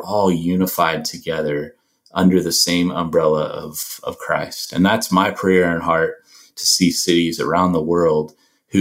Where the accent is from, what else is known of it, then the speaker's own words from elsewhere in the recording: United States; moved away as an adult; also born or lived in South Asia; I'm an American